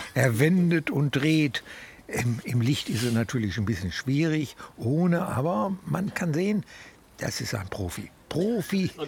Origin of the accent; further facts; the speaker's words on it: Gelsenkirchen, North Rhine-Westphalia, Germany; ich komme ja aus der Feldmark, das ist ja auch äh, ein Stadtteil